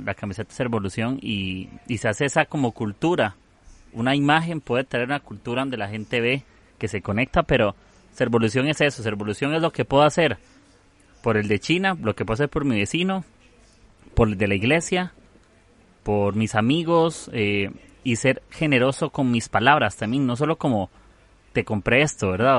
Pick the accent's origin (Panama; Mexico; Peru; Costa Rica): Costa Rica; de Costa Rica